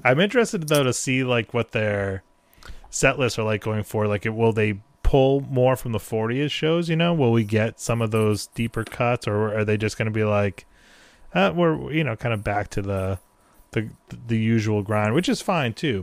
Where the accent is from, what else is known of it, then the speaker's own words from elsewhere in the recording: New England, United States; I'm from New England